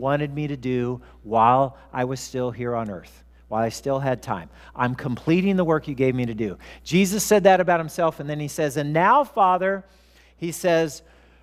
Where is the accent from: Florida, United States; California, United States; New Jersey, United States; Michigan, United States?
California, United States; Southern; I grew up in Southern California